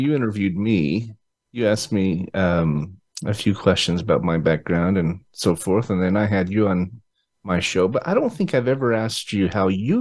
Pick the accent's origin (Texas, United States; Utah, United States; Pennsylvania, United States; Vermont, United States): Utah, United States; moved away; I'm from Utah originally